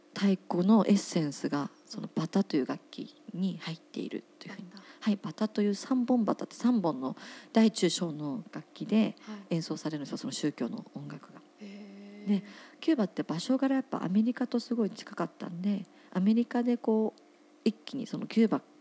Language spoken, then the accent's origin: Japanese; Otsuka, Tokyo, Japan; 私地元東京の大塚山手線は大塚なんですけど